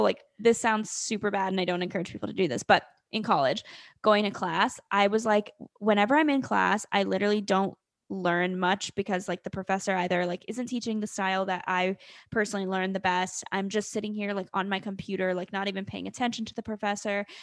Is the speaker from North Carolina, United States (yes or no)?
yes; North Carolina, United States; I am from North Carolina